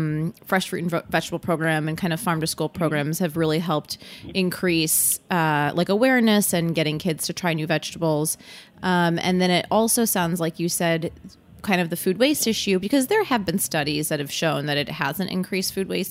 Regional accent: Michigan, United States; Yeah, I'm from Michigan, also, as you know

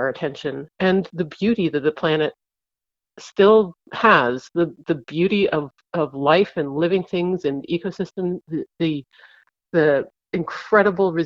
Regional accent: East Coast, Canada; moved away; growing up on the East Coast, I spent a lot of time as a kid just staring into tidal pools

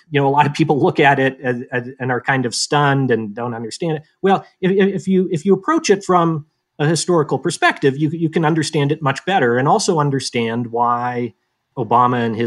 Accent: Boise, Idaho, United States; moved away as an adult; also born or lived in Davidson, North Carolina / Charlottesville, Virginia; now in Missoula, United States; I grew up in Boise, Idaho

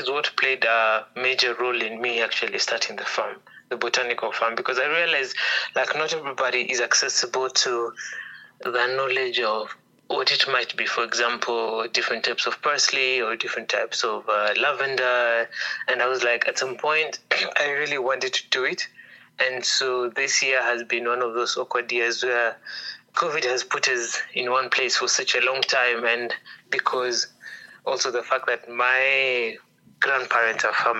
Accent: Nairobi, Kenya; I grew up in several places, but mostly in Nairobi.

